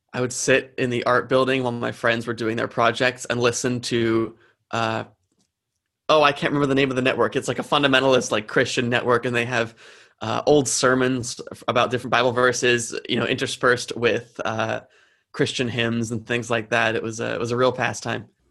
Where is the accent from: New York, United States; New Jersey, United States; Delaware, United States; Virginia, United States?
New Jersey, United States; I'm from New Jersey